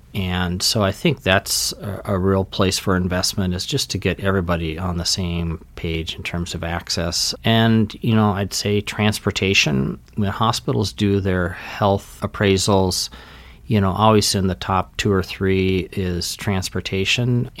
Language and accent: English; Litchfield, Minnesota, United States; now in Flathead Valley, Montana, United States; I'm a native Minnesotan, so I grew up in a, uh, small rural community in central Minnesota, Litchfield